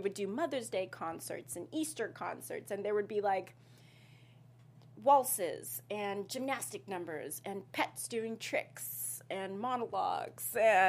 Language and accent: English; KwaZulu-Natal, South Africa; growing up in South Africa